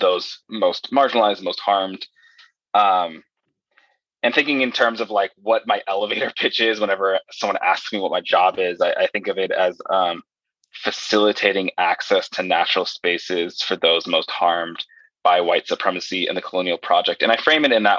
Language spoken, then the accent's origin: English; Los Angeles, California, United States; I was born in the San Fernando Valley, which is like northwest of Hollywood, California. I'm very proud to be from there